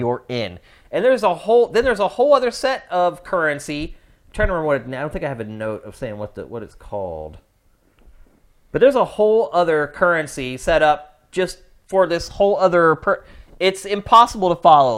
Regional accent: East Coast, United States; moved away as an adult; also born or lived in California; now in Los Angeles, United States; I'm from the East Coast where I was used to dealing with weather

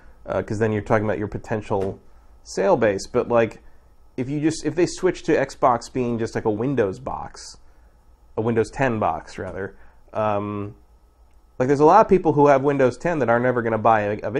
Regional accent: San Francisco, California, United States; I'm from San Francisco.

